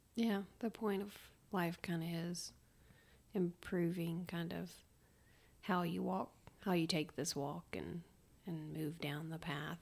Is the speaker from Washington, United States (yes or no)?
no; Memphis, Tennessee, United States; now in Blue Ridge Mountains, United States; I'm originally from Memphis, Tennessee